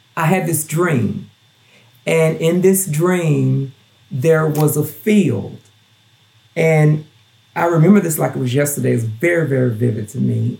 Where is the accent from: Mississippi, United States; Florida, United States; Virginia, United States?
Mississippi, United States; Gulfport; also born or lived in Knoxville, Tennessee; now in Strawberry Plains, United States; before i moved to tennessee i lived in gulfport mississippi which is where my hometown where i'm from